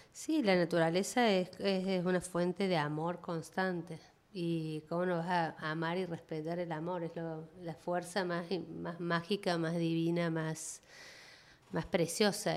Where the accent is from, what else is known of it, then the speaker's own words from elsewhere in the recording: Córdoba, Argentina; now in Miami, United States; yo nací en Córdoba, en Argentina, em, en las afueras de la ciudad